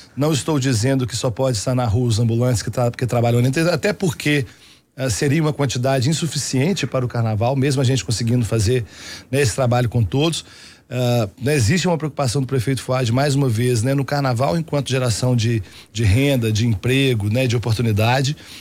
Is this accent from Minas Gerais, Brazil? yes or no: yes; Belo Horizonte, Minas Gerais, Brazil; eu moro em Belo Horizonte desde quando eu nasci